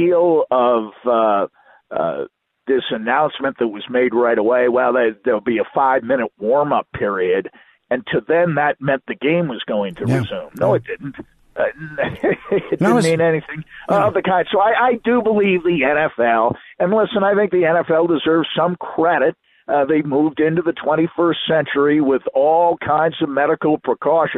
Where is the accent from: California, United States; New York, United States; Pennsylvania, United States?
New York, United States; I'm growing up in New York and I'm a huge Jets fan